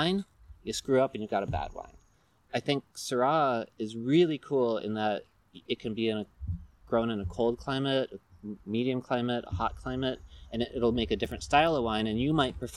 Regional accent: California, United States; we are from California

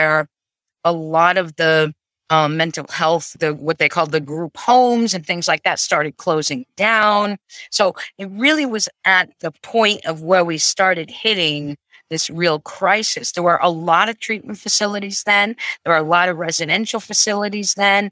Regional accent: Vermont, United States; I grew up in Vermont.

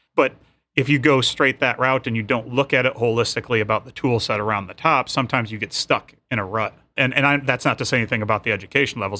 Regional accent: Michigan, United States; I'm from Michigan.

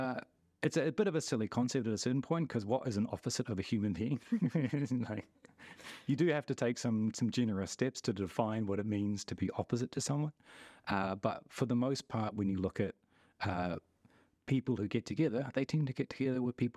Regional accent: New Zealand; oh, if you grew up in New Zealand and I'm from New Zealand, that doesn't count as us being similar because look around us.

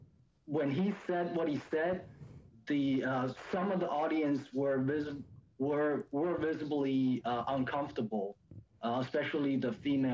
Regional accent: China; now in United States; I've been in this country, I'm from China.

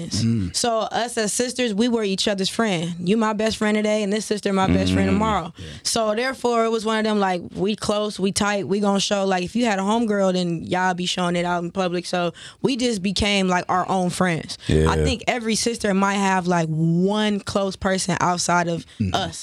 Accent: Compton, California, United States; I was born in Compton

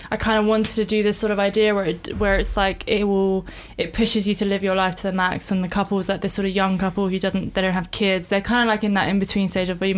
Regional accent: England, United Kingdom; also born or lived in Iran; So I was born in Iran. Uh, I came here when I was five. Uh, I've lived in many cities in England and in many areas within London. I'm a bit of a nomad. Don't really have an allegiance to some place in England, to be honest.

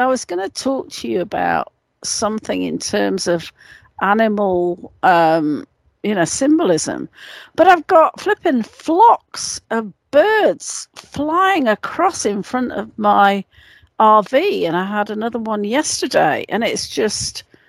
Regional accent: England, United Kingdom; moved away; I was brought up in in England.

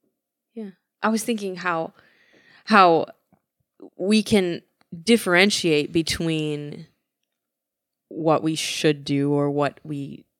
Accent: Midwest, United States; I'm from the Midwest.

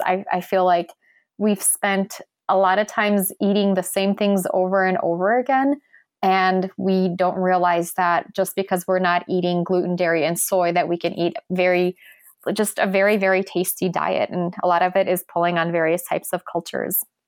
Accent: Poland; I'm from Poland.

